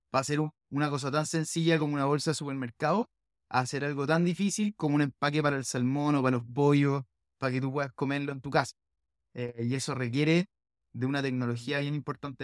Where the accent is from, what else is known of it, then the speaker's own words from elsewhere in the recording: Chile; nosotros como chilenos